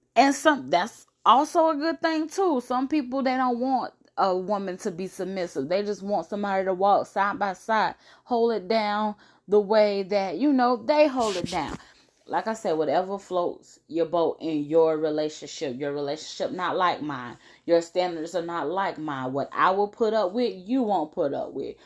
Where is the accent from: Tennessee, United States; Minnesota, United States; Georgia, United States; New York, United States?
Georgia, United States; Brunswick; we're all from Brunswick, Georgia